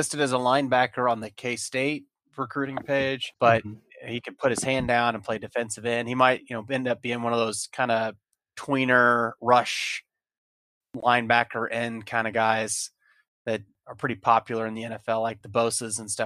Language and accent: English; Carthage, Missouri, United States; moved away; that's where my parents grew up. That's where I was born, but I didn't go to high school there